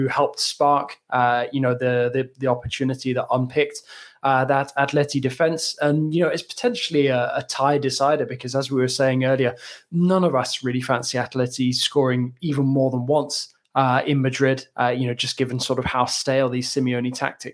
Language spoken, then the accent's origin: English; England, United Kingdom; as an Englishman